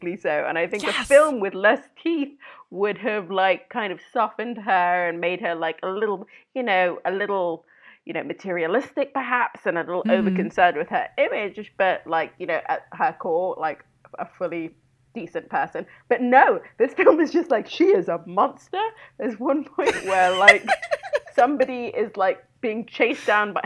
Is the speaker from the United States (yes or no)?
no; United Kingdom; when you're kind of a teenager in the UK